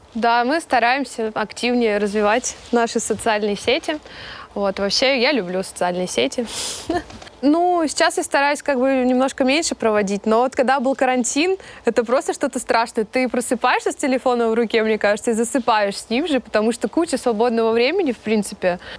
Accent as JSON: {"language": "Russian", "town": "Kemerovo", "region": "Kemerovo Oblast", "country": "Russia", "tie": "born or raised there", "said": "я родом, а, из Сибири, из Кемерово"}